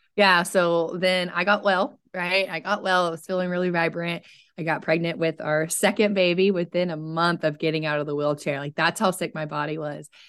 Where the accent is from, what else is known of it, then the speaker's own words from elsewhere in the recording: Oklahoma, United States; I'm from Oklahoma, so I'm in central United States